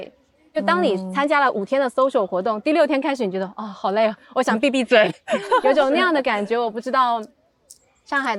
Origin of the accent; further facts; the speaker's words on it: Shenzhen, Guangdong, China; also born or lived in Beijing / London; 我会把自己定义为深圳人，虽然我没有出生在这里，但是我从小在这里长大，